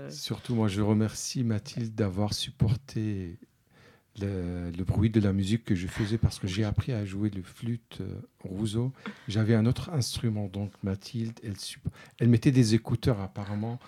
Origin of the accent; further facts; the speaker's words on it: Syria; French is a second language; moved away as an adult; also born or lived in France / Spain; quand j'ai quitté la Syrie